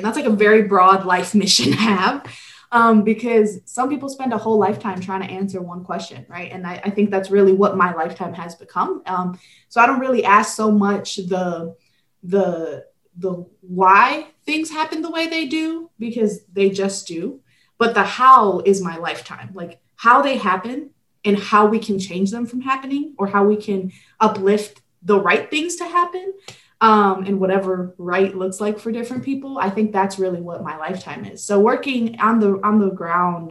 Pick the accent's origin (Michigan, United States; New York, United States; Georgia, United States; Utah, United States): Michigan, United States; Detroit; also born or lived in Guadalajara, Jalisco, Mexico; I was born in Guadalajara, Jalisco, Mexico. And then I immigrated to Detroit when I was 4.